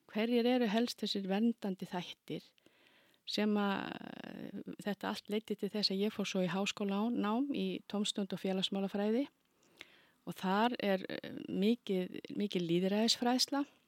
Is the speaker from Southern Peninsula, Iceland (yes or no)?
yes; Keflavík, Southern Peninsula, Iceland; ég er alveg upp í Keflavík og kem ég úr mikill í íþróttafjölskyldu